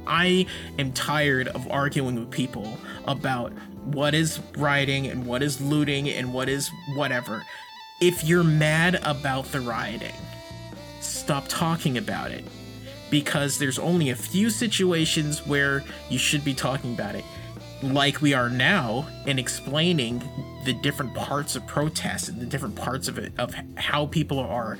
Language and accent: English; Massachusetts, United States; I'm from Massachusetts.